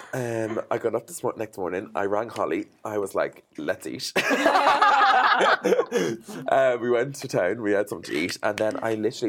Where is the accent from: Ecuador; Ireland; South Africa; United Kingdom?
Ireland; I'm an Irish Irish designer